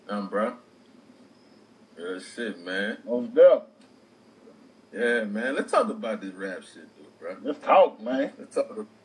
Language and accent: English; New Orleans, Louisiana, United States; I grew up in New Orleans